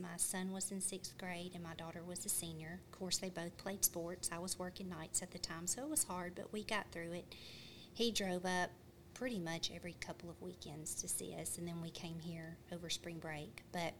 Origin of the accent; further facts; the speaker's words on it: Louisiana, United States; moved away as an adult; now in Scottsville, United States; I'm actually from Louisiana.